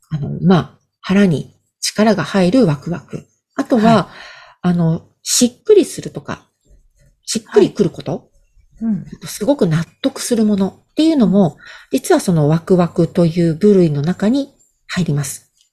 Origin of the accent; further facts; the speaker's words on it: Hokkaido, Japan; moved away as an adult; 北海道の田舎から出てきた